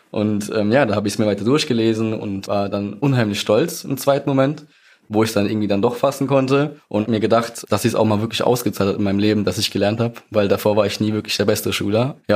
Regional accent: Mannheim, Baden-Württemberg, Germany; Ich bin 22 Jahre alt. Ich komme aus Mannheim.

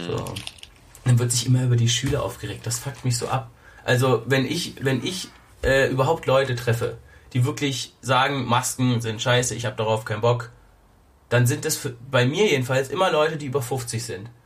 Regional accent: Germany; bei uns in Deutschland

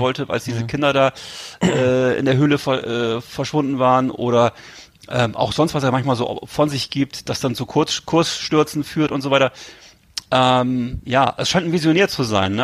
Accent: Germany; als Deutscher

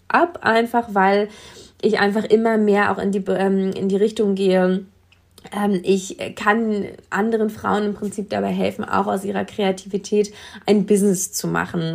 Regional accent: Brandenburg, Germany; bei uns in Brandenburg hätte man dann irgendwie Mathe-Abitur machen müssen

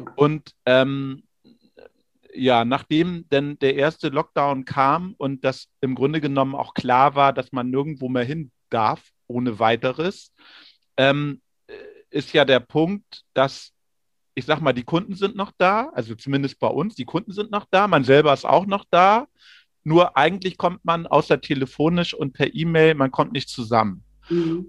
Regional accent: Rellingen, Schleswig-Holstein, Germany; aus Relling im Kreis Pinneberg bei Hamburg

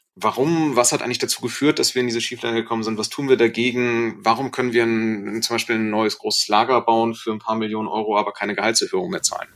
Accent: Germany; also born or lived in Osnabrück, Lower Saxony; wir sind ja Deutsche, wir haben auch diese deutsche Kultur einfach inne

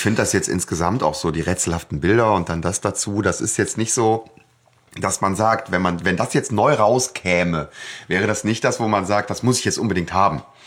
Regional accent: North Rhine-Westphalia, Germany; ich bin halt wirklich direkt an der niederländischen Grenze groß geworden und ich war auch früher oft irgendwie in Sittard oder Herlen

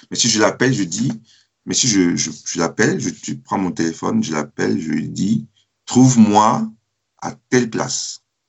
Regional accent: Cameroon; also born or lived in France; now in Germany; depuis que je suis parti du Cameroun

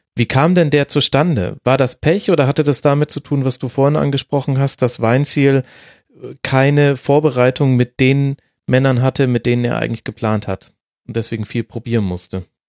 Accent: Bavaria, Germany; als Bayer

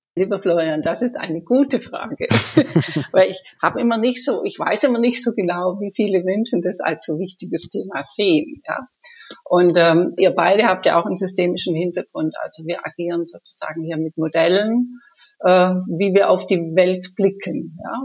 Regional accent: Munich, Bavaria, Germany; ich komme aus München

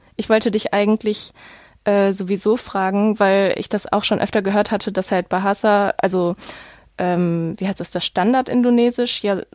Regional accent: Essen, North Rhine-Westphalia, Germany; in meiner Stadt, wo ich aufgewachsen bin, in Essen

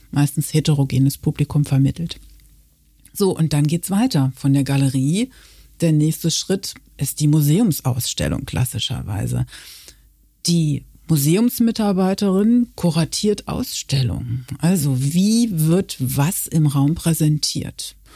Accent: Münster, North Rhine-Westphalia, Germany; now in Köln, Germany; ich bekomme aus Westfalen. Ich komme aus Münster und ähm, fühle mich äh

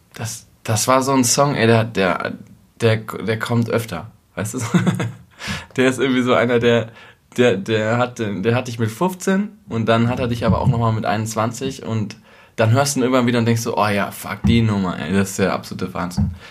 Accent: North Rhine-Westphalia, Germany; moved away as an adult; also born or lived in Berlin; ich komme aus Ostwestfalen und bei mir zu Hause gab es echt immer so Bürodiesel

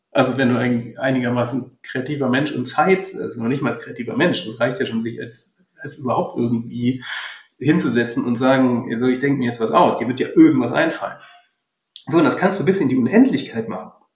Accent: Rhineland, Germany; wir so als Rheinländer

